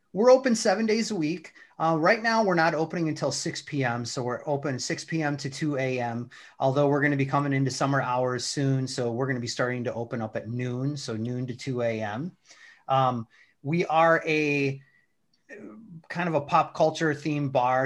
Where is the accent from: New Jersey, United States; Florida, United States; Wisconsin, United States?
Wisconsin, United States; moved away as an adult; also born or lived in DeKalb, Illinois; now in St. Charles, United States; I grew up in Wisconsin, uh, about an hour north of Milwaukee